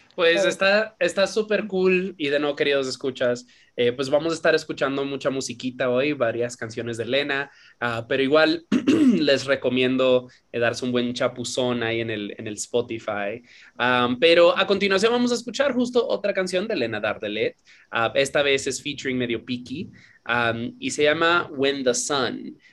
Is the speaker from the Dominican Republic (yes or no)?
yes; Dominican Republic; moved away; yo no soy dominicano, ni mis papás tampoco, pero yo soy criado en Dominicana